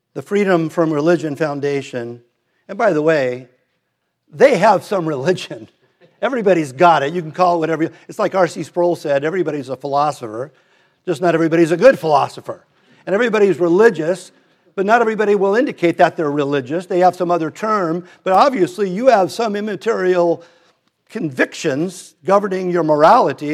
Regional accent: Redondo Beach, California, United States; we moved from Hermosa to Redondo, so I went to Hillcrest

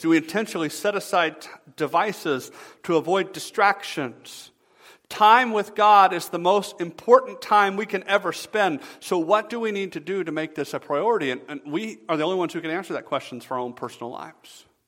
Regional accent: the South, United States; moved away as an adult; now in Michigan, United States; I'm from the South originally

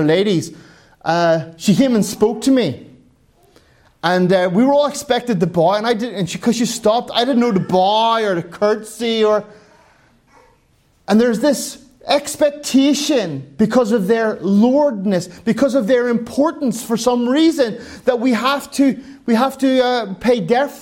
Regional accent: Ireland; moved away; I'm an Irishman

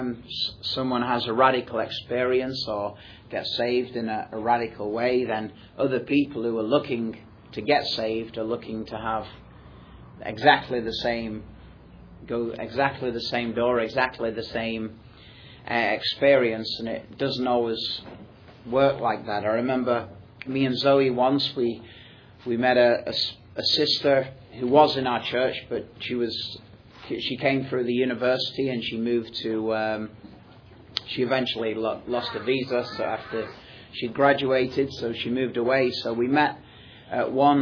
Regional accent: Manchester, North West England, United Kingdom; I'm from Manchester in England, which is a large multicultural city.

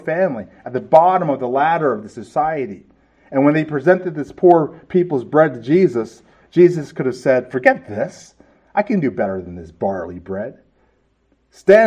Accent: California, United States; moved away; I'm from California

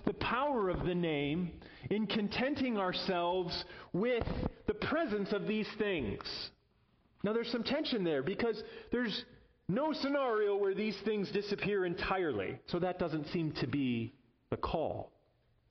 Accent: Chicago, Illinois, United States; moved away; I'm a citizen of the United States and I come from Chicago

